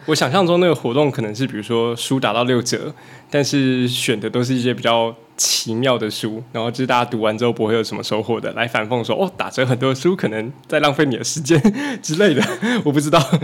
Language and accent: Chinese; Taichung, Taiwan; now in Yonghe, Taiwan; 我不是永和人，我是台中。对。 ，也是从台中跑上来的